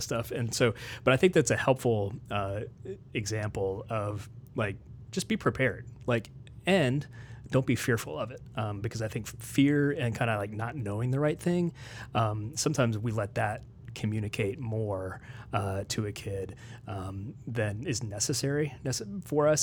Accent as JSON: {"language": "English", "town": "Morgantown", "region": "West Virginia", "country": "United States", "tie": "born or raised there", "also_born_or_lived": "Nashville, Tennessee / Washington, D.C. / Maryland", "moved": "as an adult", "lives_now": "Lebanon, Tennessee, United States", "said": "I grew up in West Virginia. Um, my family's mostly from Maryland. Uh, my formative years were in Morgantown, West Virginia"}